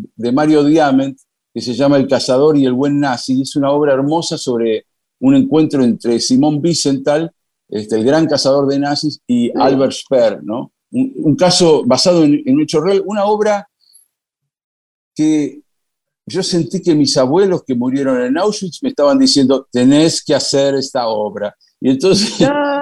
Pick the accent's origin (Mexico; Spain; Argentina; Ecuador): Argentina